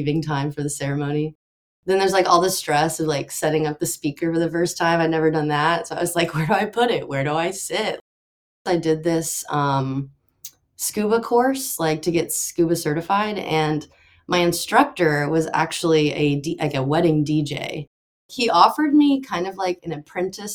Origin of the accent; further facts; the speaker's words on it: Austin, Texas, United States; I grew up in Austin, Texas, so that's where I am now.